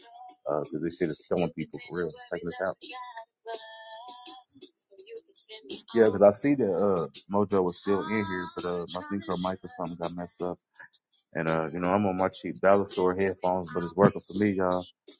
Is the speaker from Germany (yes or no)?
no; Ghana; Well, I'm from Ghana.